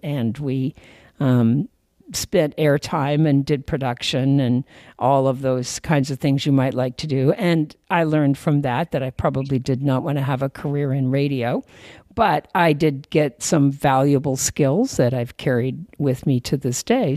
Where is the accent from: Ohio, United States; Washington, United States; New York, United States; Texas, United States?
Washington, United States; Puyallup; also born or lived in Chelsea, Massachusetts; I was actually raised in uh, a little place called, well, it's not that little anymore, but when I was growing up, it was pretty pretty rural, but a little place called uh, Puyallup